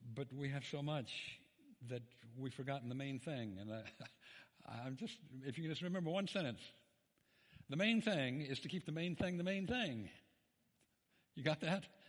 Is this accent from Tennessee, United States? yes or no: yes; Memphis, Tennessee, United States; I'm from Memphis, Tennessee